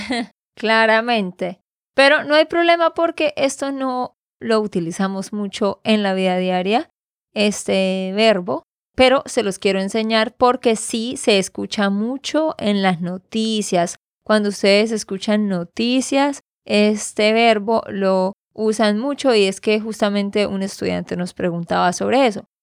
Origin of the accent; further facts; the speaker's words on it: Santander, Colombia; de Santander, Colombia